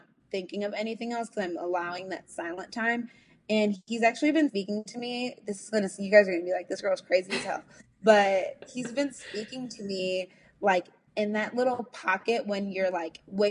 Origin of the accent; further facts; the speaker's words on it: United States; Like I'm a Nigerian American, mm-hmm. who like, I identify as an African American because I was raised here. I this is my home